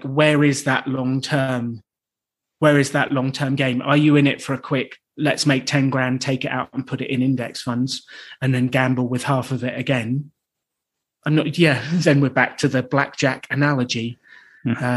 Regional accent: United Kingdom; I'm British

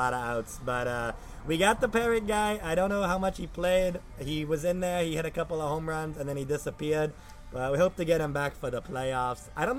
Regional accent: Staten Island, New York, United States; I sure did. Staten Island.

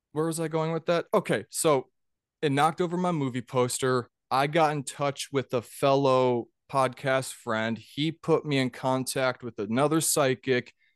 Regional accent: Minnesota, United States; also born or lived in Georgia; I'm from Minnesota

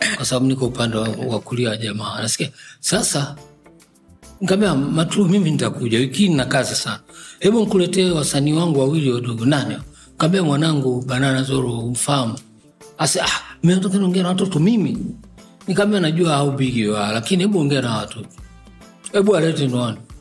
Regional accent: Dar es Salaam, Tanzania; also born or lived in Tabora; Mi mtoto wa Dar mimi nimezaliwa tarehe ishirini na tano Desemba mwaka elfu tisa mia na hamsini na tatu

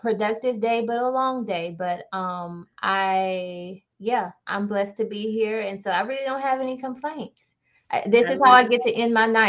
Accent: Mississippi, United States; I'm originally from Mississippi

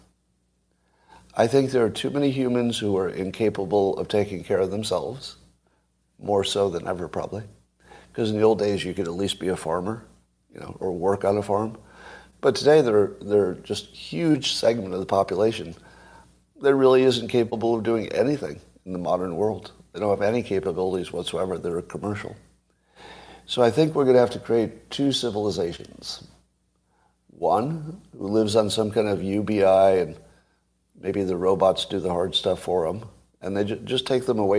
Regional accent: United States; when I grew up in America

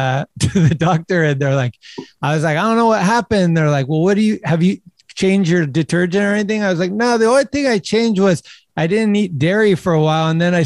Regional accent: United States; they fuck with us as Americans.

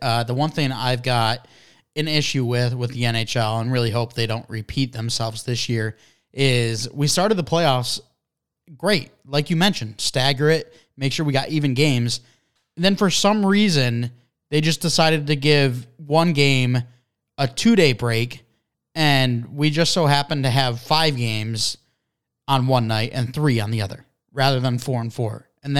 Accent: Detroit, Michigan, United States; Hey, I love some grit. I mean, we're from Detroit.

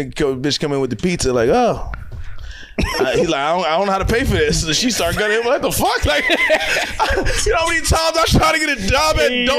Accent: Philadelphia, Pennsylvania, United States; I'm from Nicetown. Like I got friends from the hood.

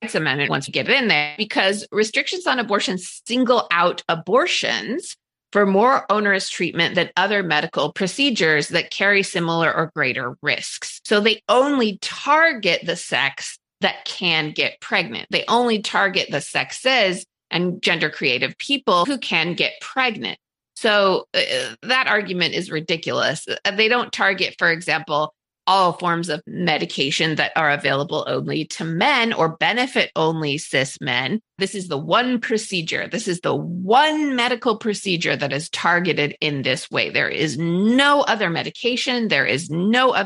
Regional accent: Utah, United States; in my home state of Utah

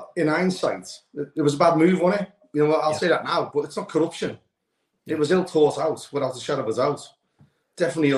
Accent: Liverpool, North West England, United Kingdom; moved away; I don't live in Liverpool now, but born and bred in Anfield, most of my family still live there.

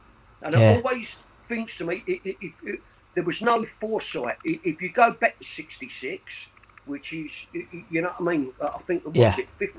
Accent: Custom House, London, United Kingdom; born there; I was born in Custom House.

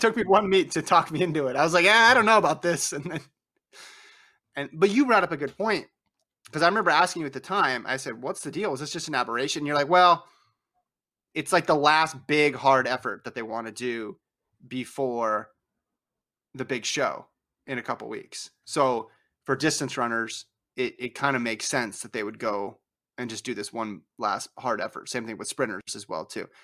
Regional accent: Nevada, United States; I grew up in Nevada, we say it Nevada

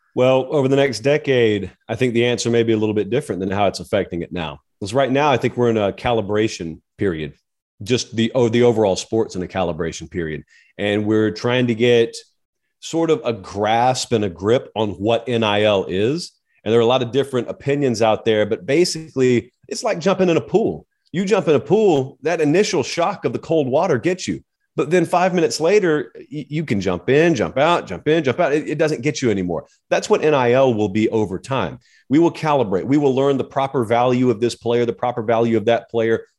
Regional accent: the South, United States; I grew up in the South. I have grown up around the Iron Bowl, Georgia

